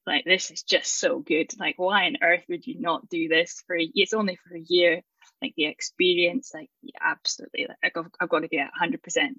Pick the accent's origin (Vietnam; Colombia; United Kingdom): United Kingdom; Aberdeen, Scotland; moved away as an adult; now in Edinburgh, United Kingdom; I'm from Aberdeen